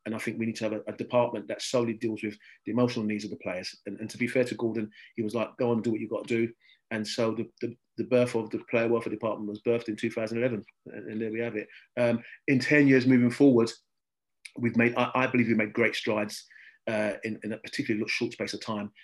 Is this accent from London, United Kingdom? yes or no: yes; London, United Kingdom; I come from Southeast London, which is right behind the old Den